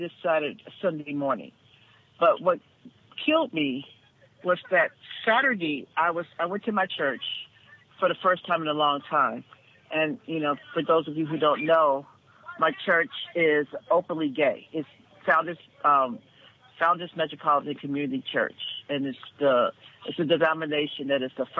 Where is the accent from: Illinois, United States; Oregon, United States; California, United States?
California, United States; Los Angeles; grew up in South Central Los Angeles in the 1980s, in the middle of the crack wars